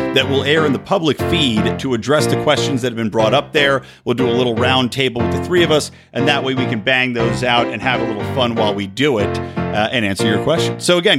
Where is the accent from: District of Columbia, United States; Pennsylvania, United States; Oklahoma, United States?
Pennsylvania, United States; Yardley; now in Los Angeles, United States; Because, of course, I'm not from LA. I grew up in outside of Philadelphia in a place called Yardley, Morrisville. It was right between Yardley, Pennsylvania and Morrisville, Pennsylvania.